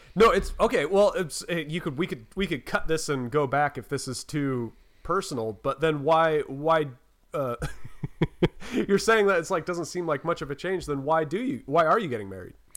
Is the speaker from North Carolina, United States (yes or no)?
yes; North Carolina, United States; I'm from North Carolina